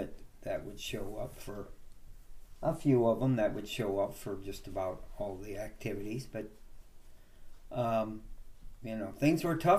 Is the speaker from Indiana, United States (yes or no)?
yes; North Liberty, Indiana, United States; Born and raised in North Liberty, Indiana, right in town. We had a house located right in town. I had 3 sisters and 1 brother.